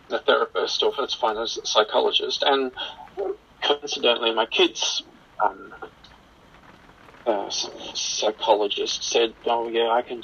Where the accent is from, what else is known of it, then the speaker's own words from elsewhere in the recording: Australia; moved away as an adult; now in Calgary, Canada; I'm originally from Australia. I've been living in Canada now for almost 20 years